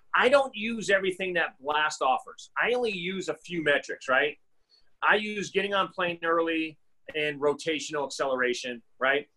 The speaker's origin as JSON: {"language": "English", "region": "Massachusetts", "country": "United States", "tie": "born or raised there", "moved": "yes", "lives_now": "Arizona, United States", "said": "growing up in Massachusetts, you know, I played three sports."}